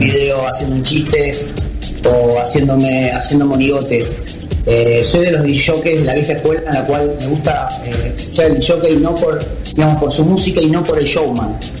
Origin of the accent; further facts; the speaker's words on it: Córdoba, Argentina; moved away; also born or lived in Buenos Aires / Ibiza; Yo nací en Córdoba